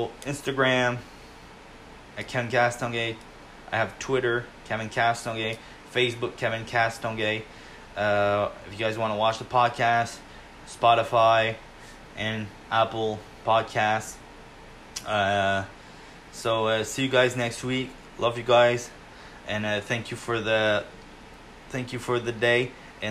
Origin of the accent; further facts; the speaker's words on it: Quebec region of Canada, Canada; I am from Quebec region of Canada. Even if I'm in Quebec region